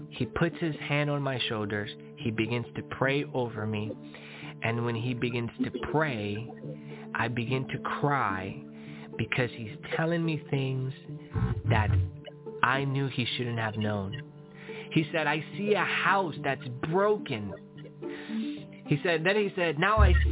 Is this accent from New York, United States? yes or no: yes; Long Island, New York, United States; born there; Yeah, so I was born in New York, Long Island, New York, from immigrant parents. My mom came from Nicaragua to New York. My dad came from El Salvador to New York.